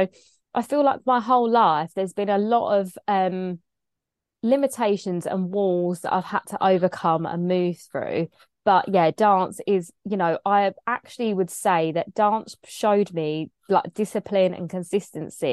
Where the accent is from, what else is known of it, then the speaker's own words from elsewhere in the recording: Kent, South East England, United Kingdom; accent: English; growing up in Kent in England, very predominantly white area